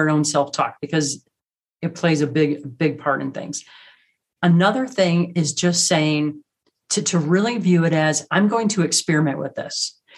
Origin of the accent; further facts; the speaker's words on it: Midwest, United States; now in Rocky Mountains, United States; Growing up in the Midwest, everything's flat.